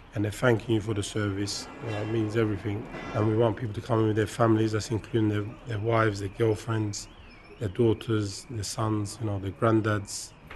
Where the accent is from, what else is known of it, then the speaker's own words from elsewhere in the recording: London, United Kingdom; also born or lived in Turkey; I grew up in Hackney